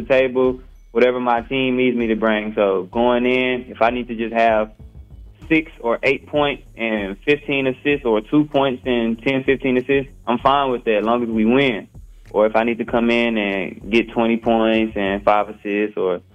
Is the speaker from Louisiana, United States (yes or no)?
yes; Baton Rouge, Louisiana, United States; I'm from Baton Rouge, Louisiana